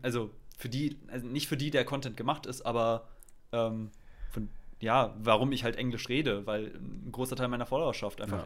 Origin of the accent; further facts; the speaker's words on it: Germany; accent: German; meinem deutschen Akzent